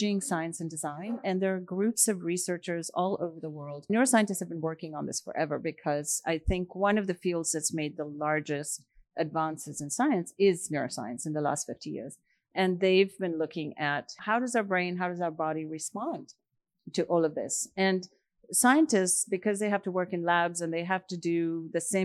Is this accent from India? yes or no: yes; India; moved away; I grew up in India